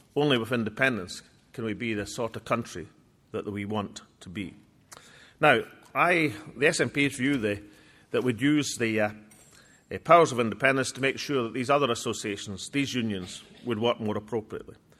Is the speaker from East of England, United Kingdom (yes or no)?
no; Scotland, United Kingdom